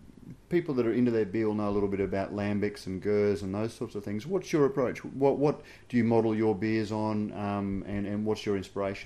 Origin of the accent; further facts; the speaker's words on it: Queensland, Australia; as a Queenslander